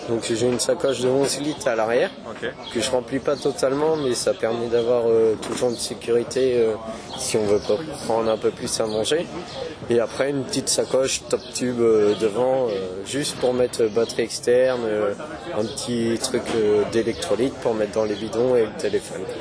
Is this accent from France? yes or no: yes; Poitiers, Nouvelle-Aquitaine, France; moi je viens de Poitiers, j'ai 23 ans et euh, j'ai toujours vécu euh, à Poitiers, dans un petit village à côté